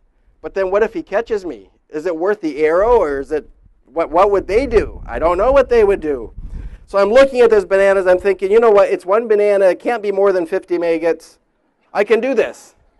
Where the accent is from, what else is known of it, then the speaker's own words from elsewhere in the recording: Indonesia; Like Pastor Jeff said, I grew up in Indonesia